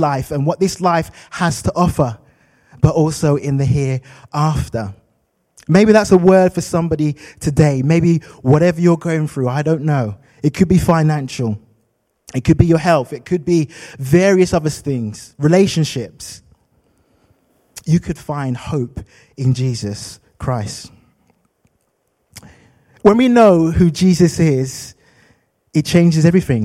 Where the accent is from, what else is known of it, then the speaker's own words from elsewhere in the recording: London, United Kingdom; moved away; I'm from London, and in London, I had a street name